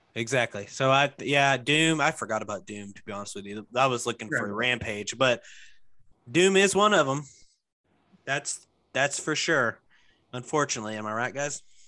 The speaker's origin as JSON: {"language": "English", "region": "Arkansas", "country": "United States", "moved": "yes", "lives_now": "Memphis, United States", "said": "I'm originally from Arkansas"}